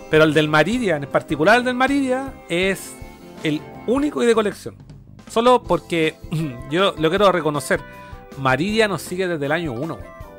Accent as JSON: {"language": "Spanish", "town": "Santiago", "region": "Santiago Metropolitan", "country": "Chile", "said": "Yo soy de Santiago, la, tierra de las chelas."}